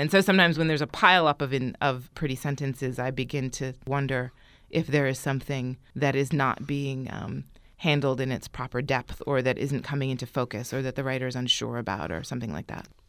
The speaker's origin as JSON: {"language": "English", "country": "United States", "also_born_or_lived": "Florence, Italy", "said": "I'm American"}